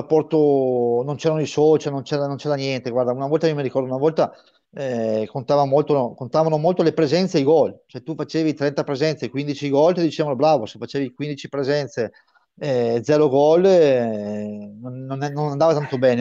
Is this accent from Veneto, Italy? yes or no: no; Brescia, Lombardy, Italy; io sono bresciano, mi sento tra parentesi bresciano